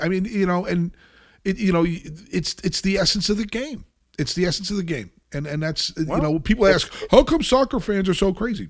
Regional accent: New Jersey, United States; moved away; I'm not going to let you diss my home state like that.

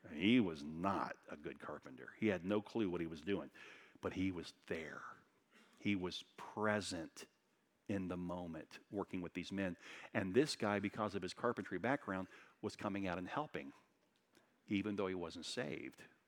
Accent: Daytona Beach, Florida, United States; moved away as an adult; I grew up in Daytona Beach

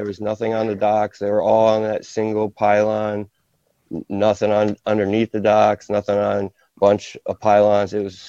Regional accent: Connecticut, United States; I'm from Connecticut. We have a lot of rivers, mostly the Connecticut River

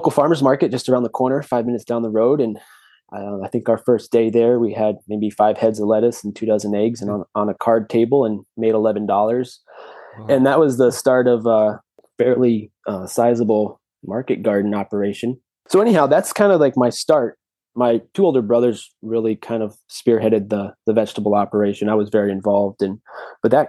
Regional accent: central Massachusetts, United States; also born or lived in St. Louis, Missouri; grew up in suburbia in central Massachusetts, actually. I was born in St. Louis, Missouri, and my parents moved to the East Coast

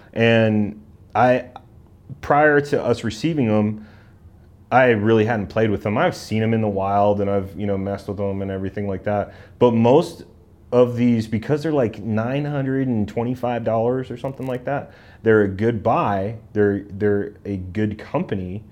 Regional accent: Southern California, United States; also born or lived in Irvine, California / San Juan Capistrano, California; now in Colorado, United States; growing up in Southern California

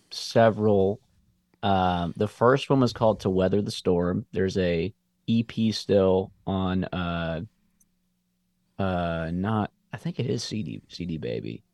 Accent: Columbia, United States; also born or lived in Memphis; moved back to Columbia

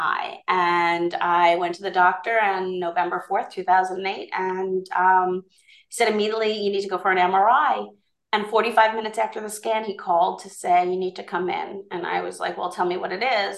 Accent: Long Island, New York, United States; I'm from the Island of Long

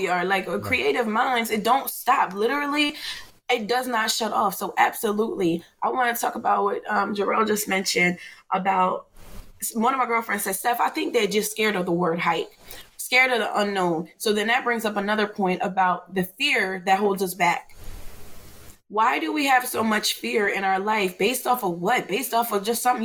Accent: New Jersey, United States; From South Jersey.

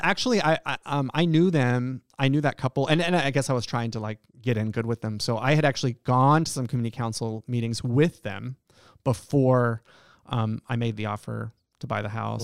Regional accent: Friendswood, Texas, United States; moved away as an adult; also born or lived in Estonia / Washington D.C.; now in Alaska, United States; I grew up in a small town in Texas. I grew up in Friendswood, Texas

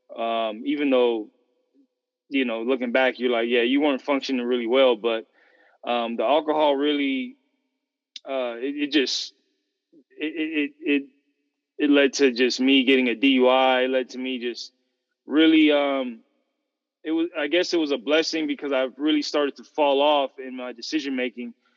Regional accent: San Fernando Valley, Southern California, United States; I'm from Southern California, grew up in S, San Fernando Valley, Santa Cruz Valley

